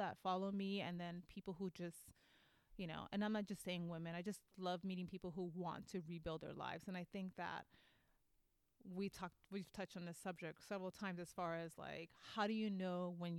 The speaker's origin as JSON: {"language": "English", "region": "New York", "country": "United States", "accent": "East Coast", "moved": "yes", "lives_now": "Sacramento, United States", "said": "I'm Puerto Rican, and so I'm from New York, and I speak like an East Coast girl"}